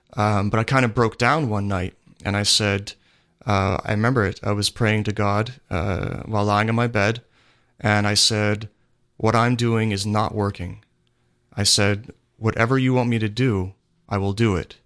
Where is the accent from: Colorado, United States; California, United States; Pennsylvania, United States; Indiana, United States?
Pennsylvania, United States; I'm from Pennsylvania